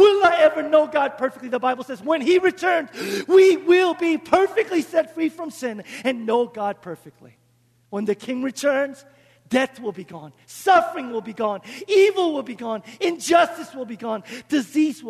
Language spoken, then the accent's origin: English; South Korea; moved away; I grew up in Korea